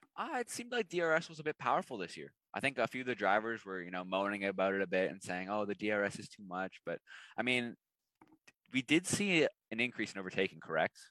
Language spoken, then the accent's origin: English; Canada; as a Canadian